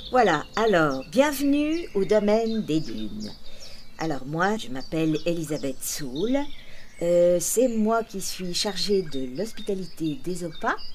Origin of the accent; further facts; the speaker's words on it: Montrouge, Île-de-France, France; j'ai grandi à Montrouge, mon père était couvreur et ma petite maman sage-femme.